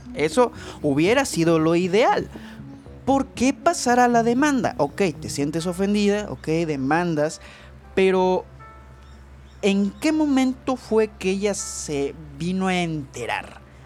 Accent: Chihuahua, Mexico; Yo soy de Chihuahua

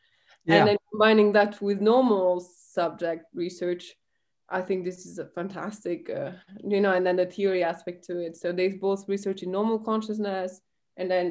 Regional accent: Belgium; I grew up in the Belgian countryside.

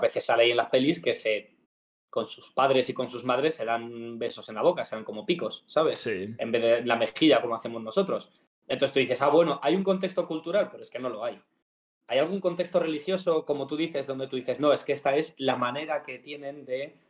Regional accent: Madrid, Community of Madrid, Spain; somos madrileños

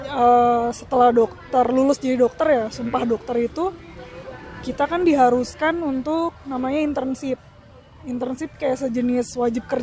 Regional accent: Jakarta, Indonesia; aku lahir besar di Jakarta jadi sampai SMA aku di Jakarta aku anak Patra 82 Patimuraya 82

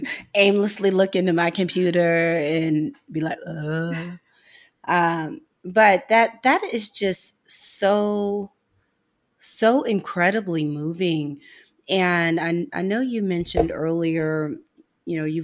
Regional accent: St. Louis, Missouri, United States; I'm from St. Louis. I love St. Louis

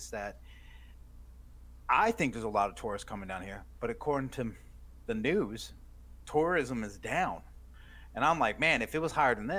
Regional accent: Maryland, United States; now in Myrtle Beach, United States; growing up in Maryland

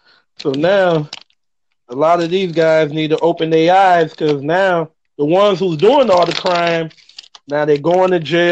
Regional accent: Haiti; now in Georgia, United States; I'm originally from Haiti.

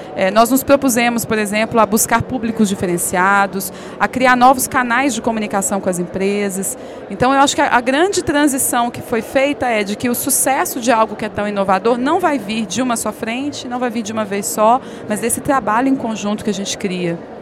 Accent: Belo Horizonte, Minas Gerais, Brazil; moved away as an adult; also born or lived in São Paulo; Eu sou de Belo Horizonte, com muita alegria, embora eu tenha morado em São Paulo por sete anos

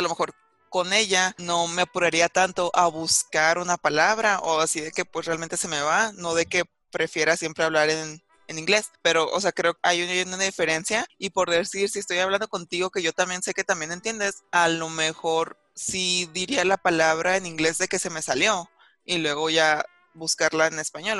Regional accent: Mexico; soy de México

